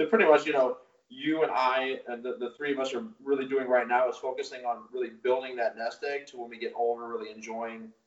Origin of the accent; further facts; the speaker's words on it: St. Louis, Missouri, United States; born and raised in St. Louis